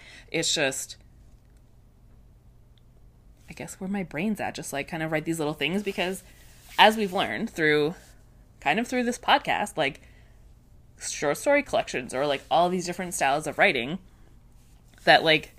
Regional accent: Canada; Again, this is me being super Canadian.

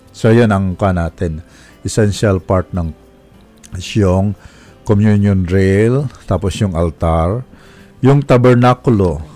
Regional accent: Romblon, Mimaropa, Philippines; moved away; Sa amin, sa amin sa Romblon eh, magkadikit lang na bayan

